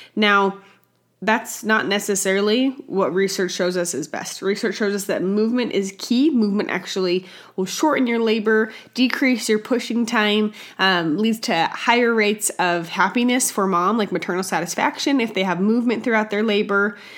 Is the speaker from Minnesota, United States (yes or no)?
no; Utah, United States; my home state of Utah